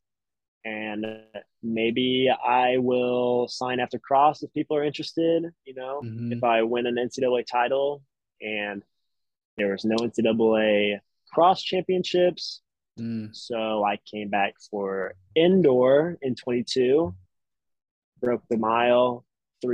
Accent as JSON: {"language": "English", "region": "Tennessee", "country": "United States", "moved": "yes", "lives_now": "Boston, United States", "said": "I'm from Tennessee"}